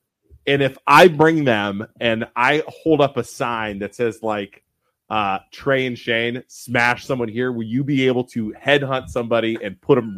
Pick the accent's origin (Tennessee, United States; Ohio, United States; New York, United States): Ohio, United States; Poland; also born or lived in Youngstown, Ohio; We are from Poland, Ohio